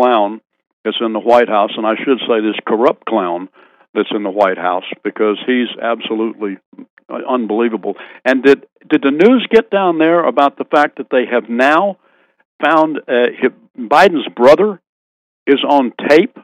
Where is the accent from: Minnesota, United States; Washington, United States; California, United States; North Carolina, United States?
North Carolina, United States; I'm being from North Carolina